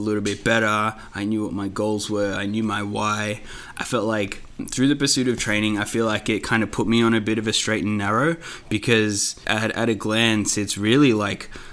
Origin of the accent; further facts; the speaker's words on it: Melbourne, Victoria, Australia; my parents were migrated from India like 30 years ago, so I was born here in Melbourne